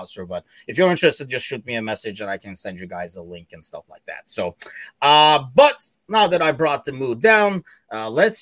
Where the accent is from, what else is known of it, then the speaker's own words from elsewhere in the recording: Turkey; moved away; I am originally from Turkey